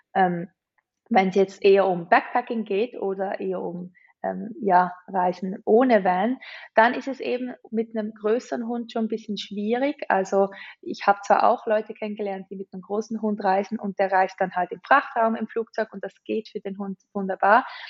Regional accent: Switzerland; wir sind Schweizer

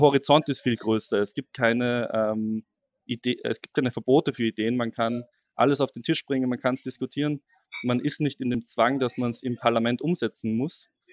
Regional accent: Austria; now in Passau, Germany; ich komme ja eigentlich aus Österreich

